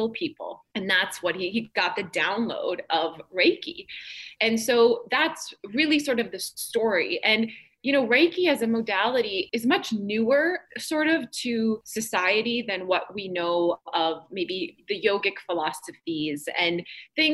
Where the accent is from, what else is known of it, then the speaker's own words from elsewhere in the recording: North Dakota, United States; I grew up in North Dakota